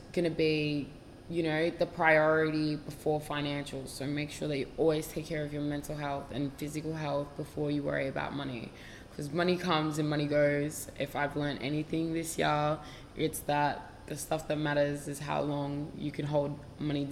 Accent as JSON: {"language": "English", "town": "Melbourne", "region": "Victoria", "country": "Australia", "said": "I'm from Melbourne, Australia"}